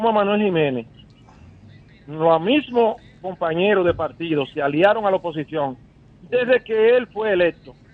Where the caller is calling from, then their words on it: Santo Domingo, Distrito Nacional, Dominican Republic; aquí de Santo Domingo. Yo soy del Distrito Nacional. ¿Tu nombre? Soy, de la zona P1.